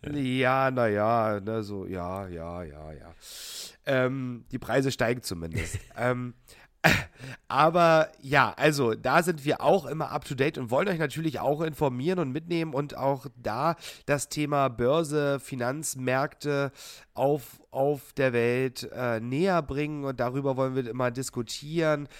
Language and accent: German; Hoyerswerda, Saxony, Germany; meine Heimatstadt Hoyerswerda